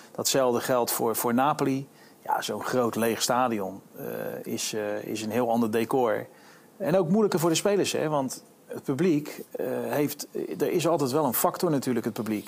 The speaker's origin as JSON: {"language": "Dutch", "country": "Netherlands", "also_born_or_lived": "United States", "moved": "as an adult", "said": "toen ik naar Amerika ging, vanuit Nederland komende"}